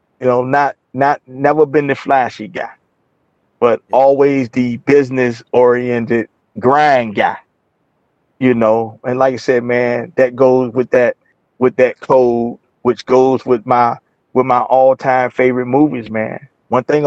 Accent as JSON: {"language": "English", "town": "Portsmouth", "region": "Virginia", "country": "United States", "tie": "born or raised there", "moved": "as an adult", "lives_now": "Atlanta, United States", "said": "I'm doing this interview from Virginia, not Atlanta, you know, in my hometown of Portsmouth, Virginia"}